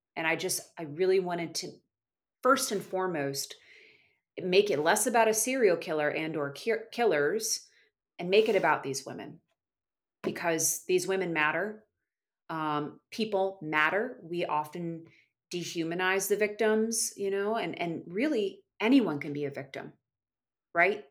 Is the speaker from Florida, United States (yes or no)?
yes; Florida, United States; I'm from Florida originally